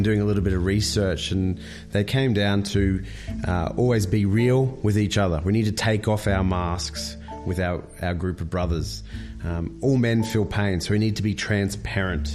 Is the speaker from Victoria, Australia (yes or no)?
no; Brisbane, Queensland, Australia; I'm from Brisbane.